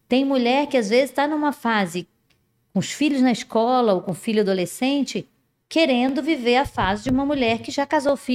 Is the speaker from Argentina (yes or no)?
no; Resende, Rio de Janeiro, Brazil; accent: mineiro; now in Manaus, Brazil; E, e, exatamente, eu sou de Resende, mas o meu, o Senhor, aprove o Senhor mandar que meu marido saísse daqui de Manaus, né?